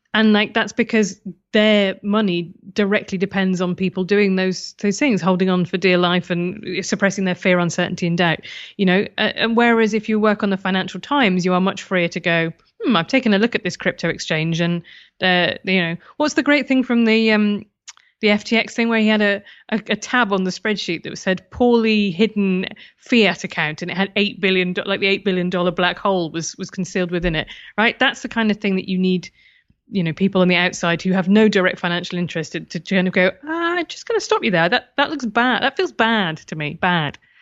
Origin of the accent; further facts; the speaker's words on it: United Kingdom; being British